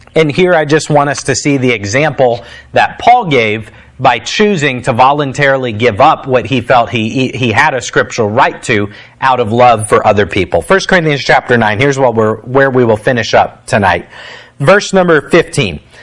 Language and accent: English; United States; as an American